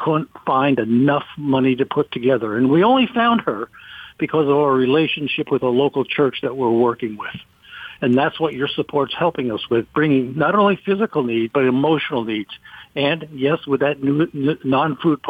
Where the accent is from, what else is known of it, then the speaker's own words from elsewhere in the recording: United States; I'm from America